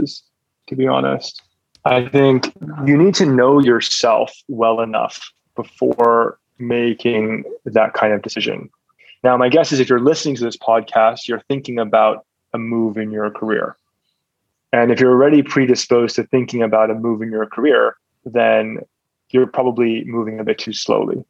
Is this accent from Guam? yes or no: no; Hong Kong; now in Singapore; Growing up in Hong Kong, we were exposed to a lot of entrepreneurs